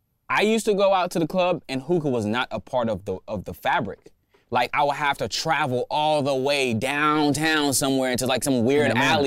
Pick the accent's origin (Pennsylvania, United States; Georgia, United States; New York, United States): Georgia, United States; Atlanta; I'm from Atlanta, bro.